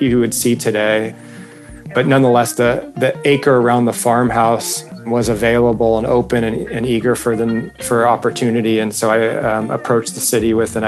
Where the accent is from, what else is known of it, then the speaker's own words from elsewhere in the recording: Newport Beach, California, United States; I was raised in Newport Beach as a surfer